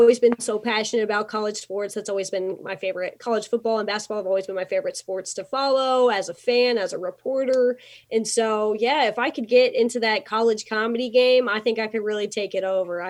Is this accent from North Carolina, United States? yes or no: yes; Winston-Salem area, North Carolina, United States; moved away as an adult; also born or lived in Iowa; I am so from the Winston-Salem area. I'm from a small town outside of there. And so I grew up here